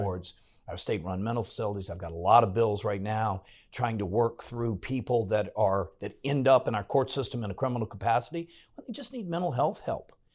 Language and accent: English; Farmville, Virginia, United States; moved away as an adult; now in Williamsburg, United States; I grew up in Farmville